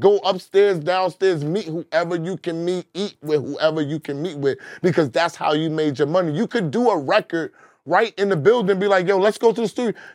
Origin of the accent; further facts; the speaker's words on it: New York City, New York, United States; I'm from Queens. Everybody know from Southside Jamaica, Queens